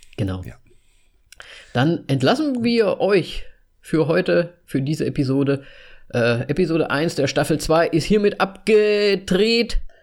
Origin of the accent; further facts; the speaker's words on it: Hesse, Germany; now in Slovakia; Ich bin, ich bin in Deutschland zur Schule gegangen